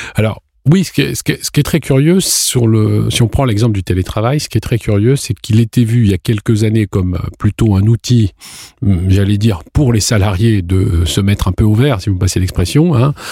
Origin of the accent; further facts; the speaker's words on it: France; on est français